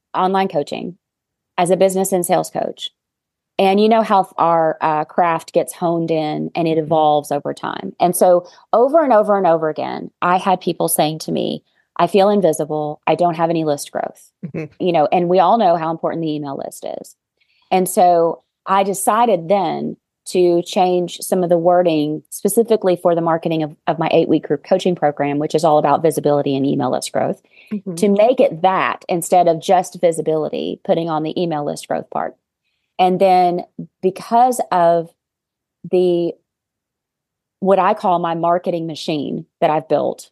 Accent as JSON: {"language": "English", "region": "Arkansas", "country": "United States", "said": "I am a business and sales coach from Arkansas. I'm sure you can hear my accent."}